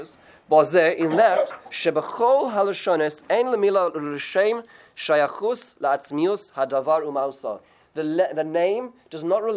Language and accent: English; South Africa; when I grew up in South Africa